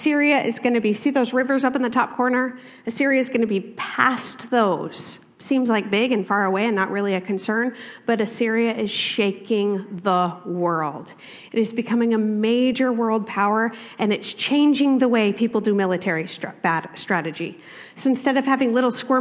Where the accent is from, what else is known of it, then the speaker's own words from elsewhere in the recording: East Coast, United States; also born or lived in Washington; now in Portland, United States; I grew up in the East Coast